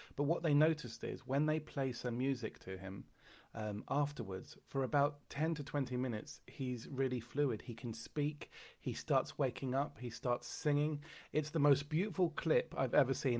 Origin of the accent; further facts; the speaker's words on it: London, United Kingdom; I am from London